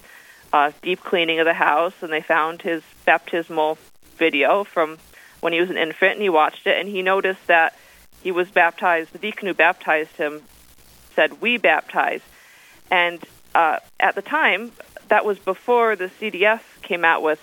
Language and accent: English; New York, United States; moved away as an adult; now in Winona, United States; I'm actually from the metro New York area. That's where I grew up